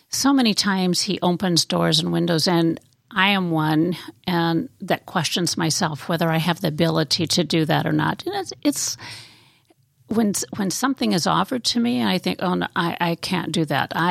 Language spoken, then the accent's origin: English; Tomah, Wisconsin, United States; also born or lived in La Crosse; Well, I was baptized in La Crosse, Wisconsin.